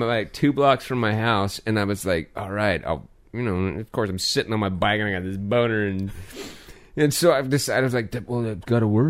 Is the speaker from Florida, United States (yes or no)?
no; hometown of Oskar Blues brewery, Colorado, United States; now in North Carolina, United States; this is a brewery out of my hometown, Oscar Blues.